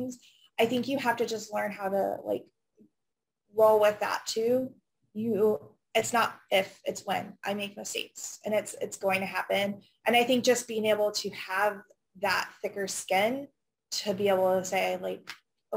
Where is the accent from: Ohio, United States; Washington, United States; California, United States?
Ohio, United States; Findlay; I grew up in Findlay.